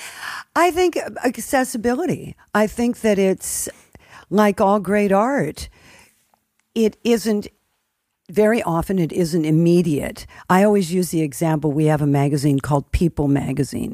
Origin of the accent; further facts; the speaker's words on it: United States; as an American